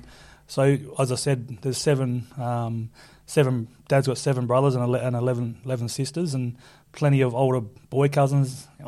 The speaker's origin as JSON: {"language": "English", "town": "Merredin", "region": "Western Australia", "country": "Australia", "tie": "born or raised there", "also_born_or_lived": "Perth"}